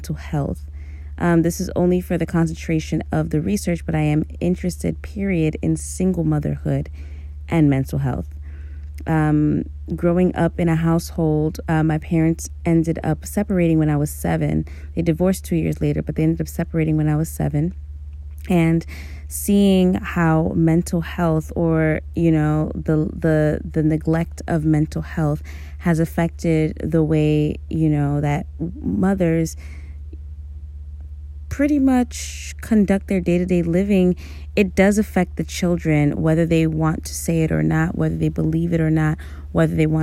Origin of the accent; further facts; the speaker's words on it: New York City, New York, United States; also born or lived in Amherst, Massachusetts / Stony Brook, Long Island; I was born and raised in Brooklyn, New York City native.